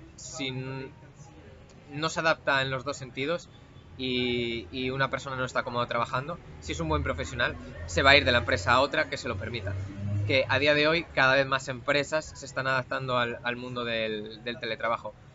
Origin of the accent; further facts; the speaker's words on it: Asturias, Spain; físicamente vengo de Asturias